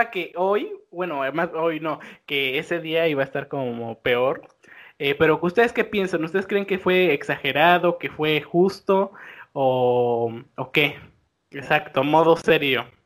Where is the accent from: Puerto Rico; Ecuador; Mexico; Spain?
Mexico; somos de México, ¿no?